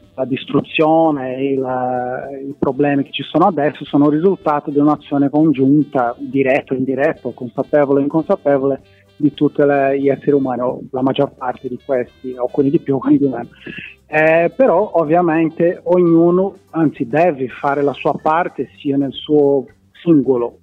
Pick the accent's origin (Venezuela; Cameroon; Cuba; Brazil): Brazil; Italian is a second language; moved away as an adult; now in Palermo, Italy; mi sono laureato in ecologia, eh, in Brasile, sono brasiliano